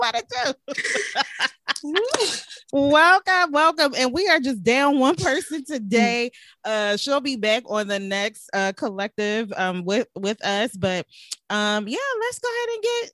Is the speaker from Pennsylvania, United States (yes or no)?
yes; Philadelphia, Pennsylvania, United States; now in Virginia, United States; I'm originally from Philadelphia